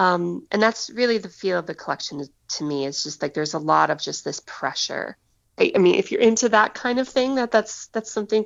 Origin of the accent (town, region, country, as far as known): United States